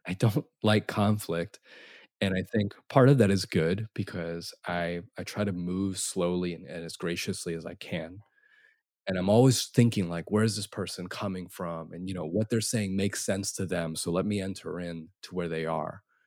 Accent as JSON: {"language": "English", "country": "United States", "said": "Asian Americans"}